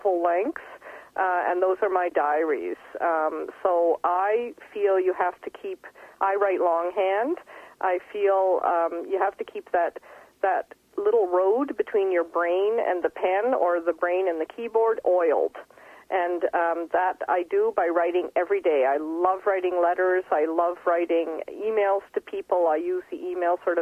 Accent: Fredericton, New Brunswick, Canada; moved away as an adult; now in Berlin, Germany; I had quite an extraordinary growing up in Fredericton in a huge house with boa constrictors and tarantulas

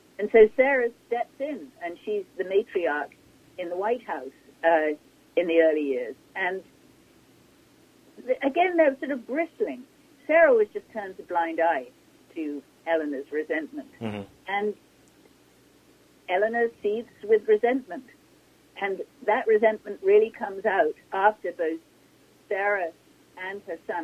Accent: England, United Kingdom; moved away as an adult; I come from England, and when I first arrived here

